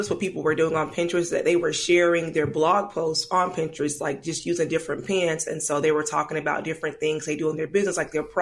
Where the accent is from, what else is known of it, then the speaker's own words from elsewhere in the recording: United States; moved away as an adult; now in Atlanta, United States; I'm not from Atlanta. I'm, I'm from a smaller town, like maybe three hours away from here.